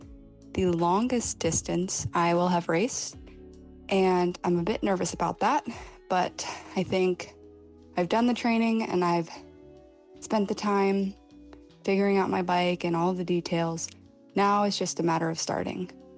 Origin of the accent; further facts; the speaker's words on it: Virginia, United States; I am from Virginia